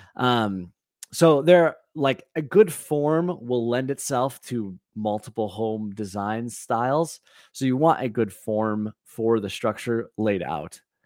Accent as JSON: {"language": "English", "town": "Valparaiso", "region": "Indiana", "country": "United States", "tie": "born or raised there", "said": "I grew up in Valparaiso, Indiana"}